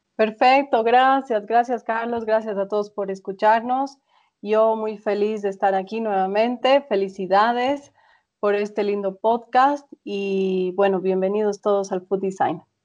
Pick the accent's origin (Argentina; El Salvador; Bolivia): Bolivia; yo siendo boliviana